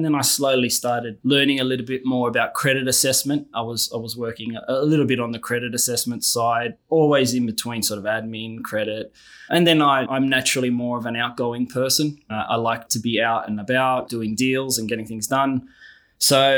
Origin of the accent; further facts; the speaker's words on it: Sydney, New South Wales, Australia; Born and raised in Sydney, son of immigrant parents.